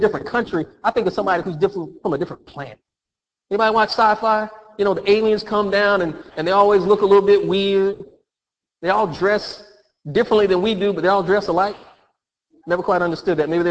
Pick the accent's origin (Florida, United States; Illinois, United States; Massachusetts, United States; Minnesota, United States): Florida, United States; I'm a Floridian. I was born and raised in Florida